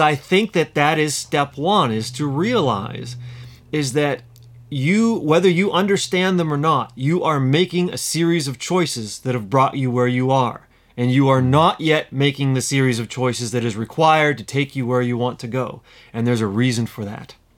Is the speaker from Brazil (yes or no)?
no; United States; moved away as an adult; also born or lived in London; I'm living in London as an American.